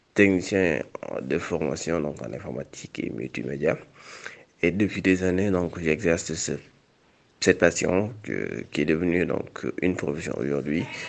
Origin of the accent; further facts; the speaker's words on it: Saint-Louis, Senegal; Saint-Louis, qui est ma ville natale